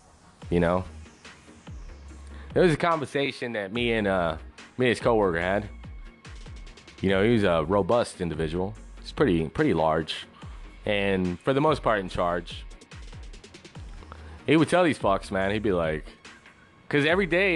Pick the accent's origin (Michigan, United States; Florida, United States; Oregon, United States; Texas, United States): Texas, United States; West; now in San Antonio, United States; I grew up in West Texas